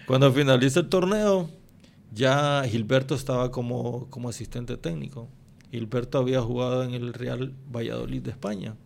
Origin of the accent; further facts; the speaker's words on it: Honduras; uno como hondureño